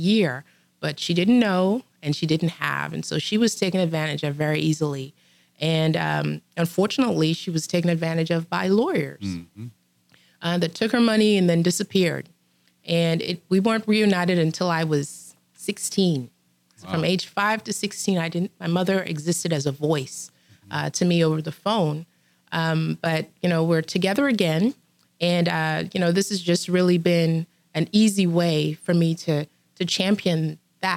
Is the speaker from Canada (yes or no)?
no; Trinidad & Tobago; now in United States; I grew up in Trinidad.